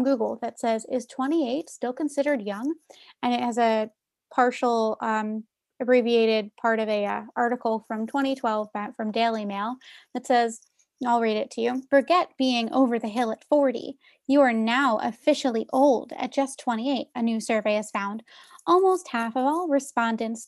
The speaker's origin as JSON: {"language": "English", "town": "Philadelphia", "region": "Pennsylvania", "country": "United States", "said": "as a Philadelphian"}